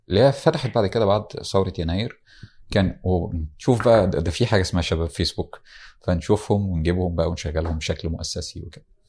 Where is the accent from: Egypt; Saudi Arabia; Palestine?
Egypt; Damietta Governorate; انا من دمياط محافظه ساحليه على البحر المتوسط والنيل من قرية في دمياط